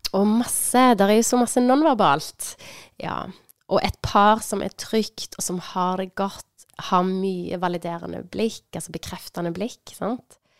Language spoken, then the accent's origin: Norwegian; Sandnes, Rogaland, Norway; moved away; Jeg er fra Sandnes òg. Jeg har bodd lenge vekke, men nå er jeg bosatt i Sandnes.